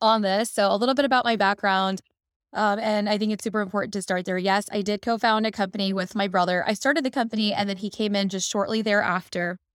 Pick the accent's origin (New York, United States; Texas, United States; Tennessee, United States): Texas, United States; Dallas; also born or lived in Chicago; I was born in Chicago, then we moved to Dallas where my brother was born, and we kind of grew up in this, um, entrepreneurial household